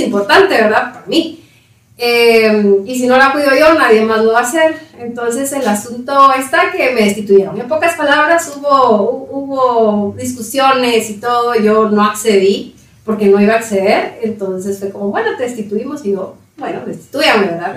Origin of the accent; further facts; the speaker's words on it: Patulul, Suchitepéquez, Guatemala; moved away as an adult; also born or lived in Coatepeque, Quetzaltenango; now in Guatemala City, Guatemala; Crecí en Paturul, Suchitepeques